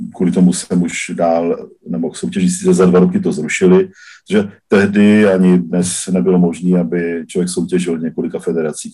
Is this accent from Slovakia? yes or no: yes; southern Slovakia, Slovakia; now in Czech Republic; původem eh, jsem z Jižního Slovenska, z oblasti Maďarska, takže jsem Maďar ze Slovenska, který žije v Čechách i na Slovensku